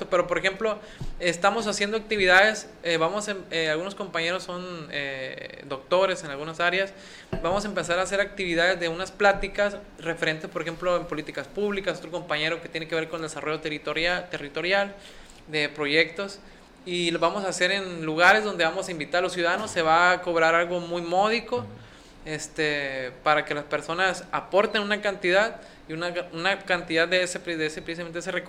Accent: Escuinapa, Sinaloa, Mexico; yo soy de Escuinapa, soy de este pueblo.

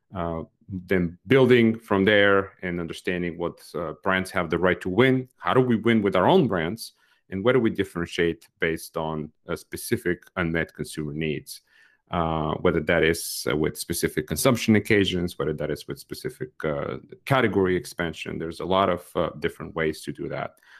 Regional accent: Bulgaria; moved away; I grew up in Bulgaria myself in the last years of the communist regime there

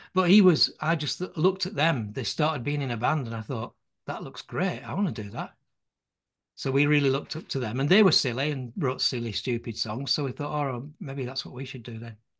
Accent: Burnley, North West England, United Kingdom; I was born on Sand Street

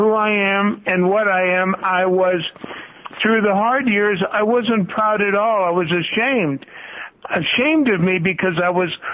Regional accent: United States; I am Lebanese descent, and I was born in America

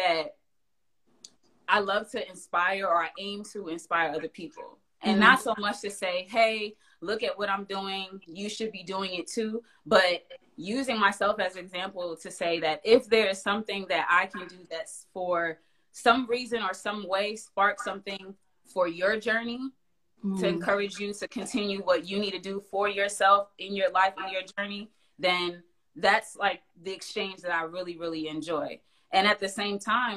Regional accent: Englewood, New Jersey, United States; moved away as an adult; now in Greensboro, United States; I'm originally from New Jersey, so I grew up in Englewood, New Jersey.

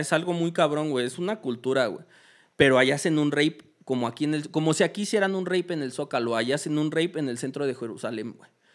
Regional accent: Mexico; era mexicano

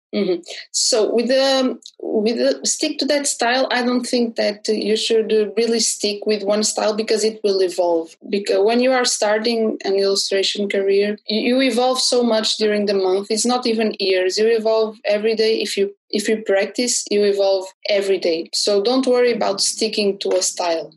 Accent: Porto, Norte, Portugal; I'm an illustrator from Porto

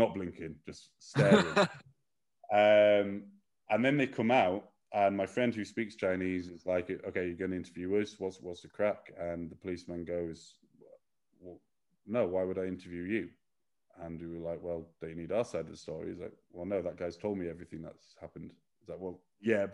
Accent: United Kingdom; now in China; we're very British

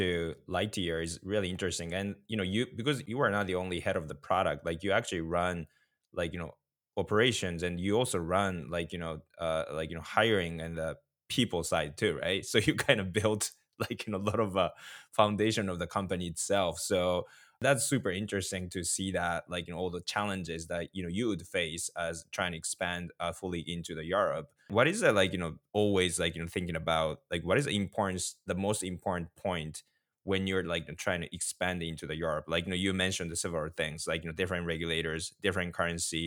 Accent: Japan; I'm from Japan

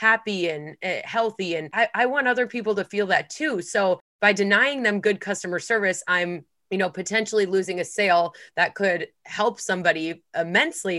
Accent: Midwest, United States; I'm from the Midwest

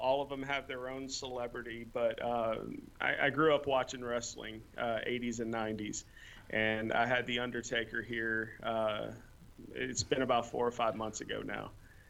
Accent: New Orleans, Louisiana, United States; born there; moved away; I was born south in New Orleans, Louisiana, moved up here in 1985.

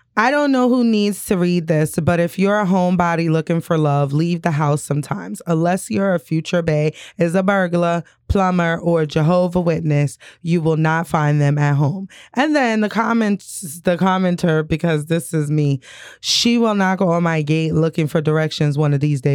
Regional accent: New York, United States; Nana, you know, I'm a city girl. I was born and raised in New York

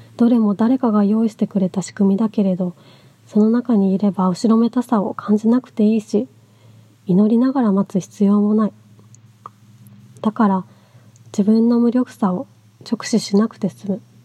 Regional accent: Miyagi, Japan; moved away; 地元に戻ってきてもうすぐ2年になる

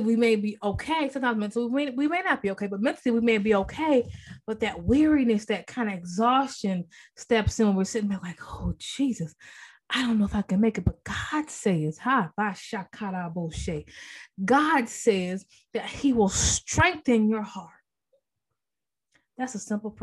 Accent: Maryland, United States; moved away as an adult; now in North Carolina, United States; I'm originally from Maryland. I've been in North Carolina about, you know, 14 years.

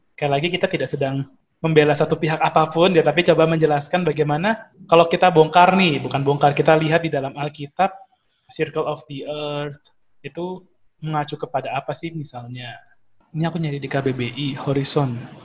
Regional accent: Surabaya, East Java, Indonesia; accent: medok; kita orang Surabaya mendok-mendok dikit lah

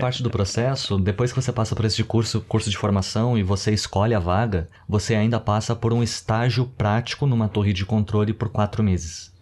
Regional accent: Porto Alegre, Rio Grande do Sul, Brazil; moved away; eu morava com os meus pais em Porto Alegre. Eu sou gaúcho

